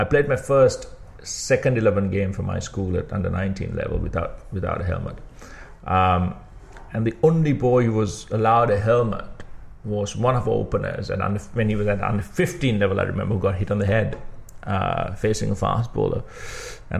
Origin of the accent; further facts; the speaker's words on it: Kandy, Central Province, Sri Lanka; also born or lived in Matale; I grew up in Kandy all my life, went to Trinity College in Kandy